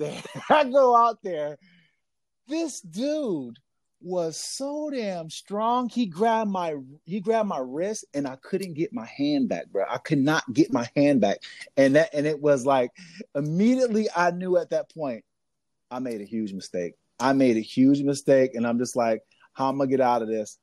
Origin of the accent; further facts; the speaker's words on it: Niagara Falls, New York, United States; I'm from Niagara Falls, New York